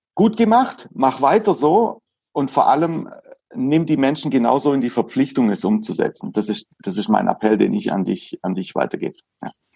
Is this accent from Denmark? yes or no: no; Hagnau am Bodensee, Baden-Württemberg, Germany; Ich komme aus Hagenau. Hagenau, das Saint-Tropez Süddeutschlands.